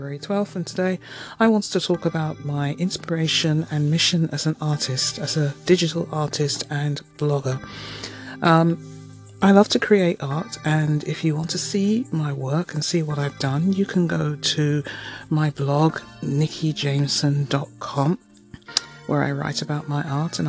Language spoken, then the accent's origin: English; London, United Kingdom; moved away as an adult; now in Toronto, Canada; I am a Londoner